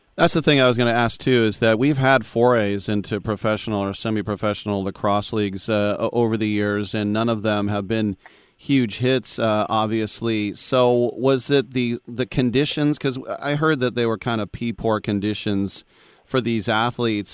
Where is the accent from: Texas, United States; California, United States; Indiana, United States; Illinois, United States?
California, United States; Berkeley; I grew up in the Berkeley area